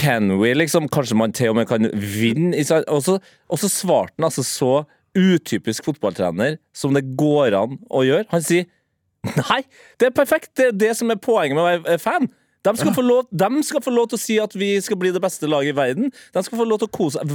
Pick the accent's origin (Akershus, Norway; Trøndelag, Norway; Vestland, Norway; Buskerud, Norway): Trøndelag, Norway; som trønder